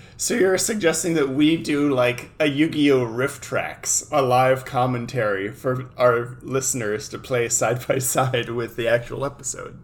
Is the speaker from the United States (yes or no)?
yes; California, United States; we're both from California